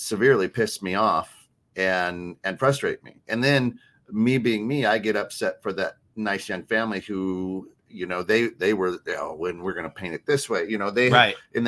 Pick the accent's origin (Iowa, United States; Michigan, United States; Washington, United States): Iowa, United States; I'm from Iowa